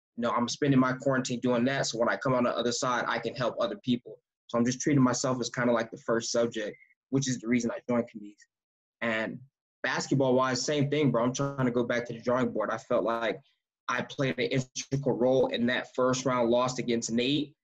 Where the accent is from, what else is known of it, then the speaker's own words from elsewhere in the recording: United States; moved away as an adult; now in Canada; we're two American guards with two different you know backgrounds, but we're both here in Canada